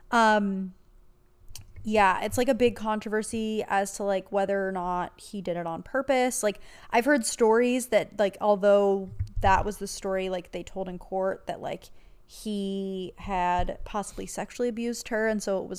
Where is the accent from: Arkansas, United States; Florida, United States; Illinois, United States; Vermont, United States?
Florida, United States; Jacksonville; Back when I was eight or nine, I grew up in Jacksonville, Florida, and we learned at school that a classmate, Maddie, had gone missing.